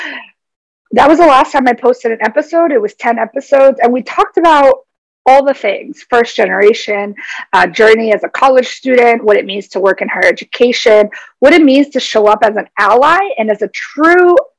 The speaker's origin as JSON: {"language": "English", "country": "United States", "tie": "born or raised there", "said": "I identify as Paraguayan American. I was born in the United States. However, my family is from Paraguay, so I hold Paraguayan lineage and ancestry"}